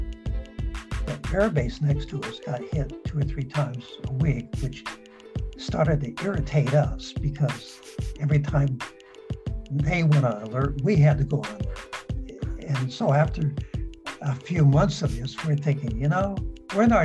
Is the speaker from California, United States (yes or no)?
yes; San Diego, California, United States; I grew up in San Diego